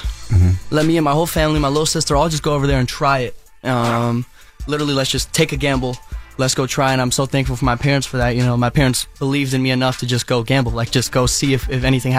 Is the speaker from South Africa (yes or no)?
yes; South Africa; I mean, I'm from South Africa. My parents moved here just for me to do this